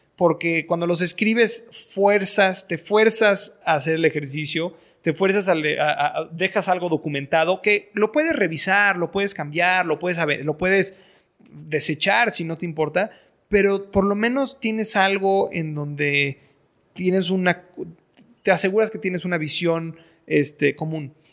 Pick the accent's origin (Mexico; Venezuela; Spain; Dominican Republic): Mexico; moved away; soy, mexicano, estoy educado en el extranjero